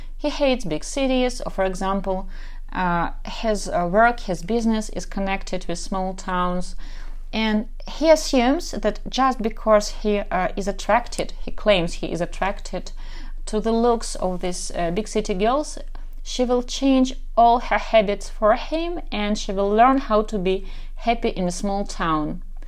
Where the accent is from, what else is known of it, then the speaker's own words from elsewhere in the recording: Kharkiv, Kharkiv Oblast, Ukraine; English is a second language; I'm from Kharkov, Ukraine, so probably you can tell already by my accent